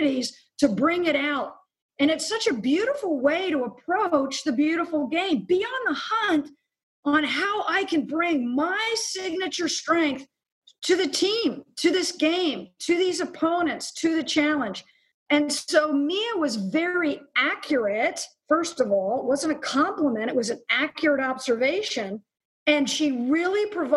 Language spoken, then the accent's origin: English; Lititz, Pennsylvania, United States; moved away; I grew up in a small... What people tell me, I haven't been back, is a small farming community, Lititz, Pennsylvania